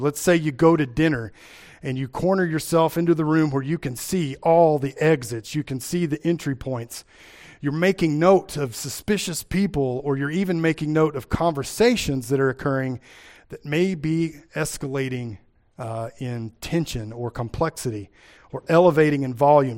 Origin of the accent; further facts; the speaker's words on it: Kentucky, United States; accent: Appalachian; moved away as an adult; now in Iowa, United States; I grew up in Kentucky